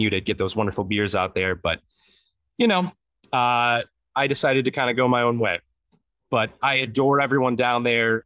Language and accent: English; Detroit, Michigan, United States; moved away as an adult; now in Chicago, United States; I was born and raised in Metro Detroit